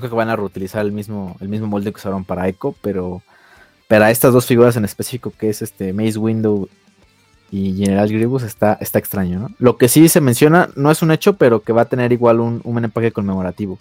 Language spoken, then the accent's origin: Spanish; Mexico; nosotros como mexicanos